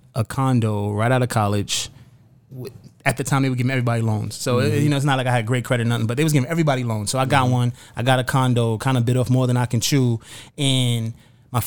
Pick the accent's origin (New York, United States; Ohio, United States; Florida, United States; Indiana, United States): New York, United States; New York City; also born or lived in Bronx, New York; I lived in Brownsville in Brooklyn, New York, which is the hood, which was the hood even more then